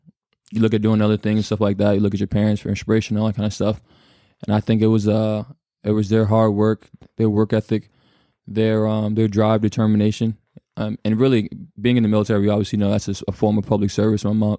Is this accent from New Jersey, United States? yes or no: yes; Newark, New Jersey, United States; born there; Yeah. No, I was born in Newark, New Jersey.